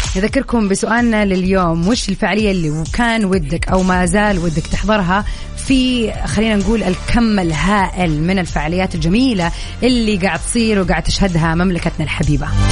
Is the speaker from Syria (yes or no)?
no; Saudi Arabia; احنا كشعب سعودي